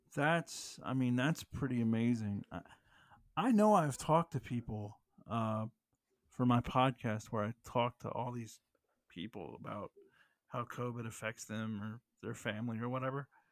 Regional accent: United States; as an American

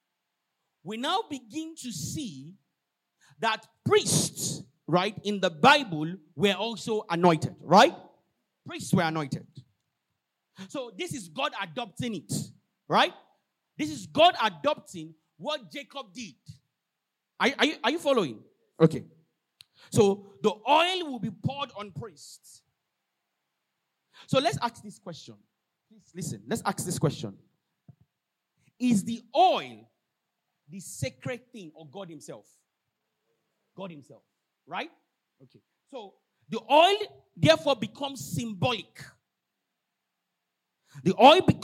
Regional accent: Osun, Nigeria; I'm not a Levite by tribal. I'm from Osun State. One crazy village like that.

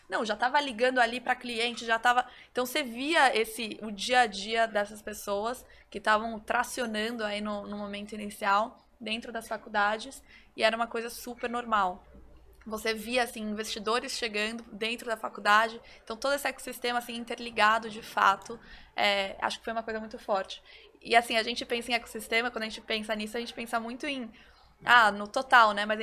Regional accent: Brazil; Então, assim, eu, eu sempre fui um, criada nesse ambiente que é o jeitinho brasileiro. Bom, somos brasileiros

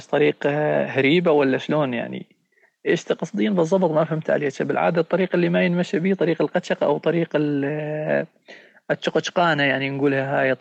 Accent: Syria; accent: Raqqawi or Deiri; نقوم نحكي معاه بشاوي ولهجتنا هي الرقاويه ولا الديريه

